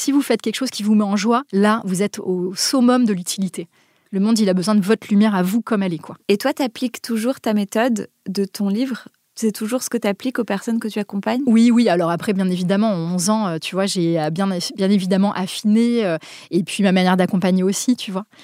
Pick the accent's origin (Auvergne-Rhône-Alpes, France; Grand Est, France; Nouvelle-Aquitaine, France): Nouvelle-Aquitaine, France; Basque Country; now in Paris, France; je viens du Pays Basque au départ, je vis à Paris